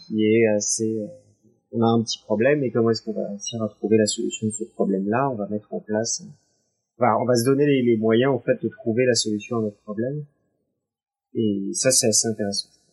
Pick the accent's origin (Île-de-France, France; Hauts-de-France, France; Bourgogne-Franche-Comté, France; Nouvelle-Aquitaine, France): Île-de-France, France; Paris; je suis née euh, à Paris